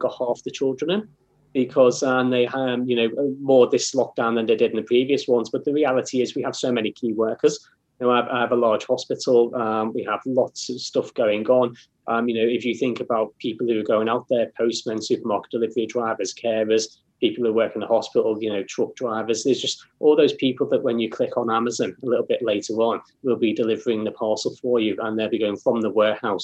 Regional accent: Liverpool, North West England, United Kingdom; moved away; I'm from Liverpool, as you can tell, and all my family are up there.

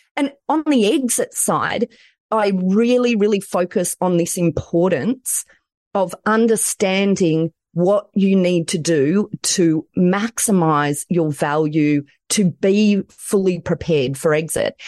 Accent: Australia; accent: Aussie; I'm in Australia

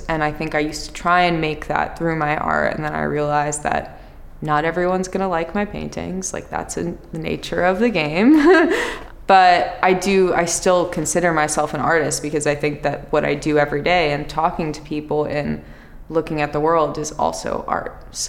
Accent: New Jersey, United States; So I grew up, I told you I grew up in New Jersey. My family is from New York, but they moved there when they had me

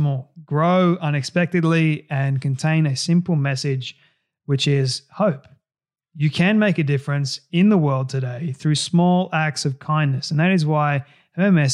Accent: Australia; accent: Aussie; getting rid of the Aussie accent

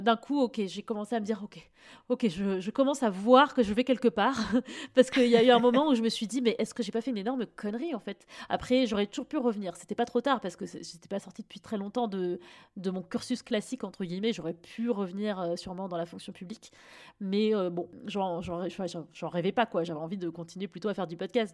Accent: Fontainebleau, Île-de-France, France; j'ai grandi à Fontainebleau, mais enfin, tu vois, région parisienne aussi

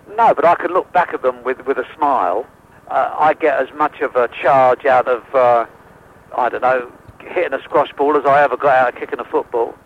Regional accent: England, United Kingdom; I'm an Englishman. I prefer to live here.

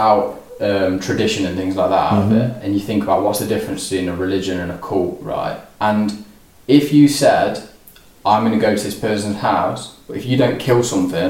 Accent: Burton, West Midlands, United Kingdom; Born and bred in Burton.

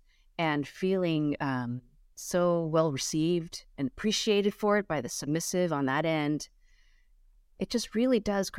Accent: Los Angeles, California, United States; I grew up as my parents, I grew up in Los Angeles, but in a very traditional Chinese way.

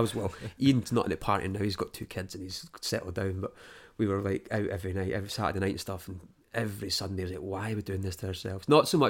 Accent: Dunbar, Scotland, United Kingdom; Back home, Dunbar, by the way. I grew up in Dunbar. There was never bands playing.

